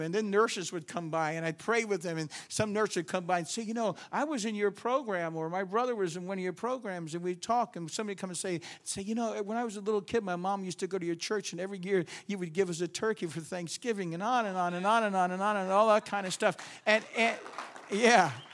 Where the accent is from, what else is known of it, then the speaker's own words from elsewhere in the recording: New York, United States; I'm from New York